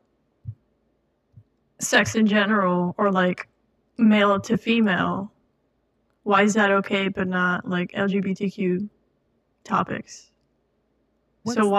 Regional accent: Florida, United States; we're from Florida

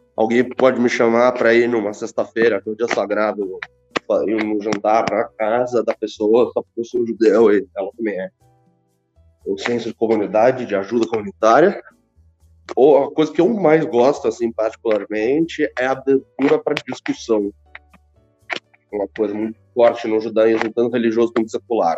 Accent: Brazil; Nasci no Brasil.

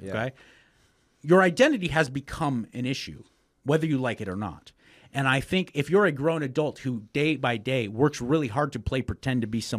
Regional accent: Los Angeles, California, United States; moved away as an adult; now in Texas, United States; Born and raised in Los Angeles, California.

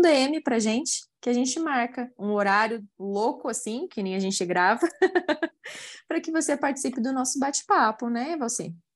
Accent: Curitiba, Paraná, Brazil; now in Uberlândia, Brazil; Curitiba, minha cidade natal

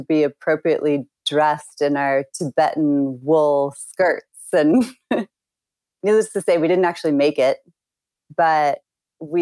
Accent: suburban Illinois, United States; moved away as an adult; now in Yosemite, United States; Growing up in Illinois is filled with really good people

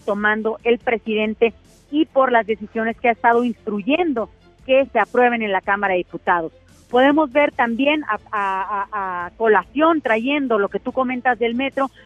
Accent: Tamaulipas, Mexico; yo soy de Tamaulipas de un estado fronterizo

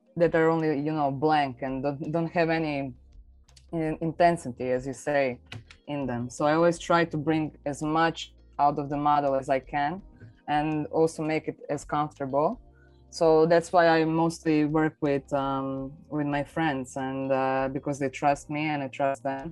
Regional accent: Zagreb, City of Zagreb, Croatia; I'm from Zagreb, Croatia

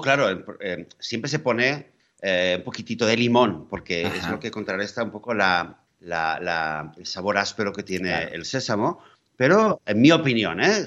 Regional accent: Catalonia, Spain; moved away; mi tierra natal, que es Cataluña

